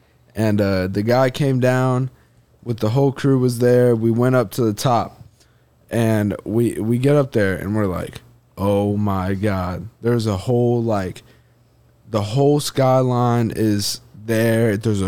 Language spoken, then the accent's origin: English; Indiana, United States; It's because I'm from Indiana.